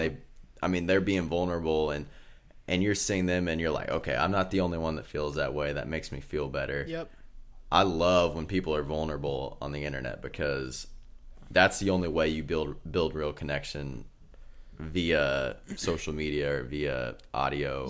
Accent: Kansas, United States; Grew up in Kansas

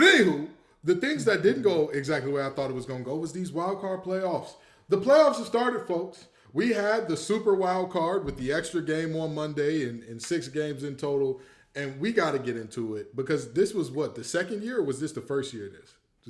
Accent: Detroit, Michigan, United States; moved away; ever since I moved away from Detroit, I realized I didn't know how bad of a rap Detroit had outside of Detroit, right? So, like... coming to North Carolina, people assume that it is the worst place.

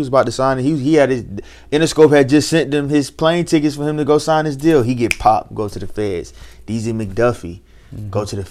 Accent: Columbia, South Carolina, United States; I'm from Columbia.

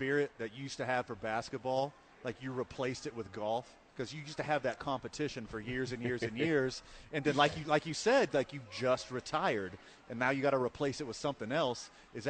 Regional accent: Houston, Texas, United States; Yeah, I grew up in Houston.

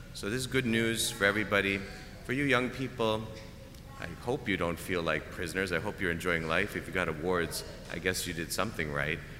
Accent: Canada; moved away; I'm Canadian. We play hockey. I did not understand football really until I came here

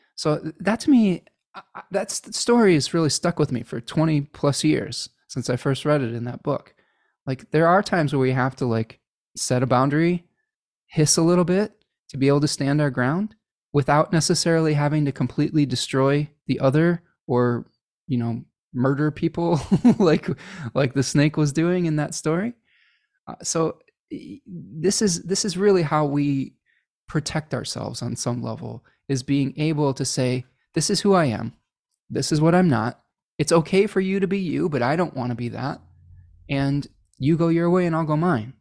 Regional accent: Chicago, Illinois, United States; I was born in Chicago, though, so, uh, it's a weird, a weird little quirk that my grandparents are from Milwaukee

